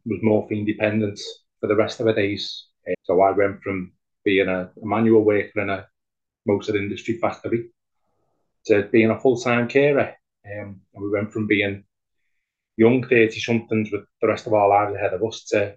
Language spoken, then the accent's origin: English; Liverpool, North West England, United Kingdom; I'm from Liverpool, England